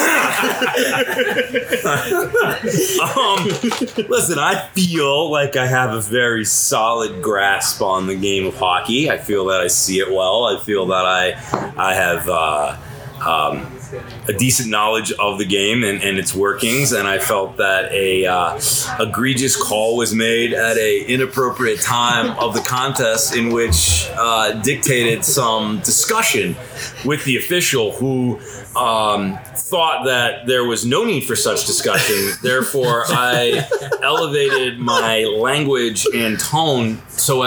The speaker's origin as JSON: {"language": "English", "town": "Plymouth", "region": "Michigan", "country": "United States", "tie": "born or raised there", "said": "I grew up in Detroit, played hockey in Detroit until I was 15"}